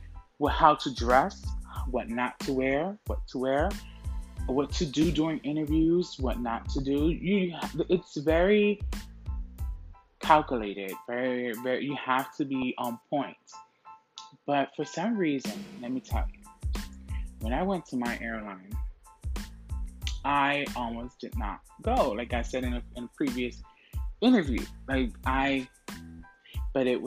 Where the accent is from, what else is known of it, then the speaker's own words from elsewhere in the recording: Orlando, Florida, United States; moved away as an adult; now in New York City, United States; Orlando, where I'm from